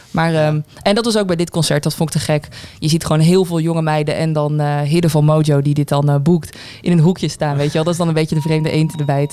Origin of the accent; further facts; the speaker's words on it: Zundert, North Brabant, Netherlands; Ik kom zelf uit Zundert